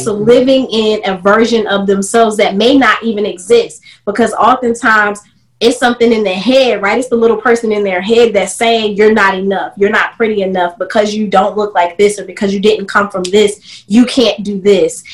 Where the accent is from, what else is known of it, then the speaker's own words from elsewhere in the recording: South Carolina, United States; moved away; in 2016, I decided to move uh, my roots back to South Carolina to my hometown